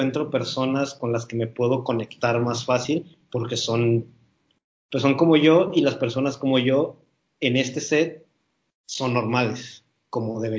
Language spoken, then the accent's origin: Spanish; United States; yo soy, soy estadounidense, pero mi papá sigue siendo, o sea, mi papá sí es latino, que nació en, un país de Latinoamérica